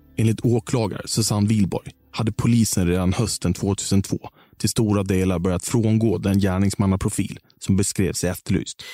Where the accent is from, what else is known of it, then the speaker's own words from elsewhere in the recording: Visby, Gotland, Sweden; För oss barn som växte upp på Terranova